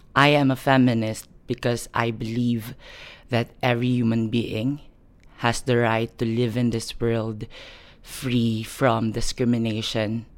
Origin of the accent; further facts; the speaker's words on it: Philippines; moved away as an adult; now in United Kingdom; I was born and raised in the Philippines, but recently I just moved to the United Kingdom for a year now